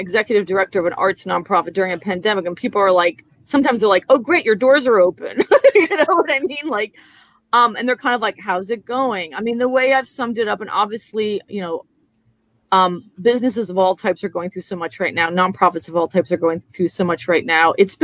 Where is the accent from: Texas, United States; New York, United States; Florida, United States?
New York, United States; moved away as an adult; also born or lived in Madrid, Spain; now in San Antonio, United States; I come from New York